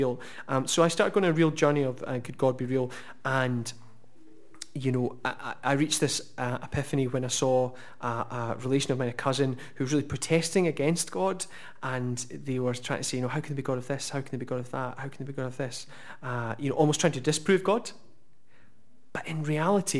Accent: Oban, Scotland, United Kingdom; moved away as an adult; now in Glasgow, United Kingdom; by the time I was about 18, I moved to Glasgow from Oban

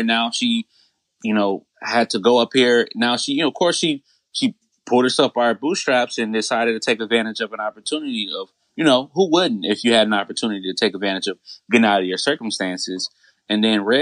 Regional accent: United States; As American citizens

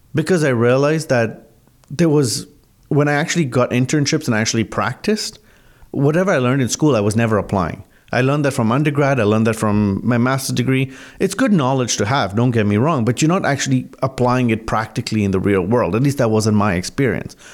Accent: Mombasa, Mombasa County, Kenya; also born or lived in Canada / United States / England; now in Burlington, Canada; I was born actually in Mombasa, Kenya, which is on the eastern coast of Africa where my family's been for about three generations.

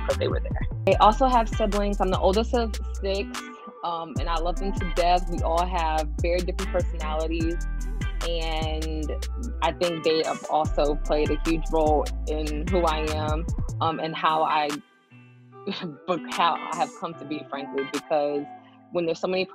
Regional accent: Miami Gardens, Florida, United States; moved away as an adult; now in Atlanta, United States; I'm originally from Miami Gardens, Florida

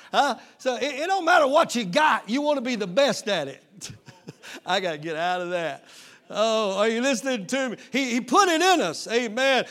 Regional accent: East Texas, United States; moved away; I'm from East Texas

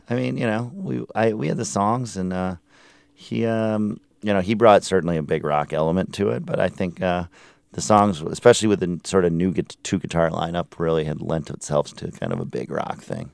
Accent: Minneapolis, Minnesota, United States; moved away; I'm originally from Minneapolis

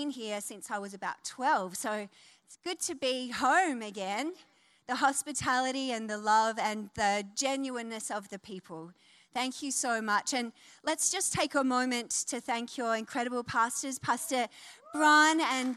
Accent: Wollongong, New South Wales, Australia; moved away; also born or lived in New Zealand / Northern Beaches, Sydney; I am from Wollongong, C3 Believe in Wollongong. I've come back to my roots.

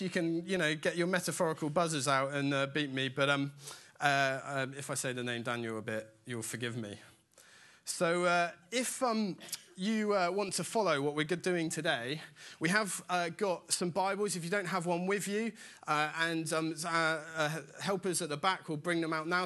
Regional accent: Dorset, South West England, United Kingdom; I grew up in Dorset in a tiny little village in the middle of absolutely nowhere

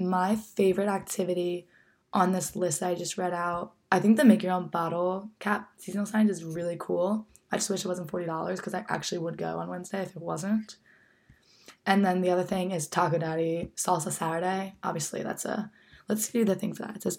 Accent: New Jersey, United States; moved away as an adult; now in Frederick, United States; my hometown that I miss so much

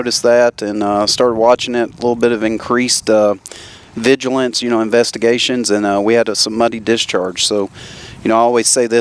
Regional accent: South Central Kentucky, United States; moved away as an adult; now in Tennessee, United States; So originally I grew up in South Central Kentucky.

